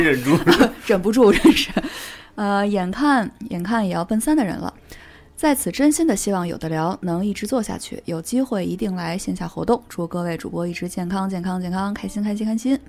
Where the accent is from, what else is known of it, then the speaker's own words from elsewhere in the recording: Beijing, China; accent: Beijing accent; 我这种北京腔儿